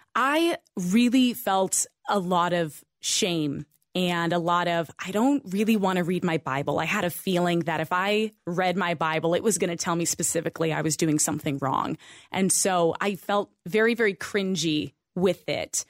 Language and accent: English; Idaho, United States; I grew up in Idaho